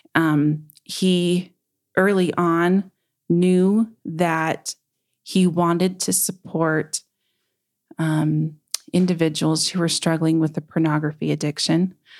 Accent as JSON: {"language": "English", "town": "Murray", "region": "Utah", "country": "United States", "tie": "born or raised there", "also_born_or_lived": "Logan, Utah / Tremonton, Utah", "lives_now": "West Valley City, United States", "said": "I grew up in Murray, Utah"}